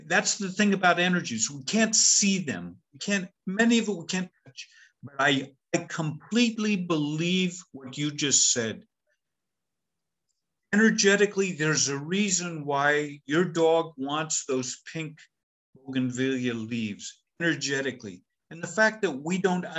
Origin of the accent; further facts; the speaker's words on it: United States; I'm an American